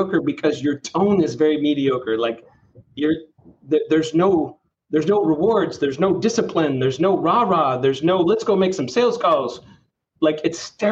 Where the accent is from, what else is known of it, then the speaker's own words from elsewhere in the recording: Redding, California, United States; I grew up in Redding, California